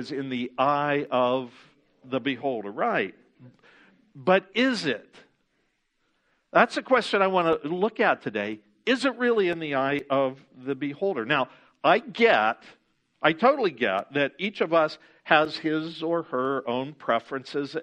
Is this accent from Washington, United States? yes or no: no; Ohio, United States; moved away; when I was a kid growing up in Ohio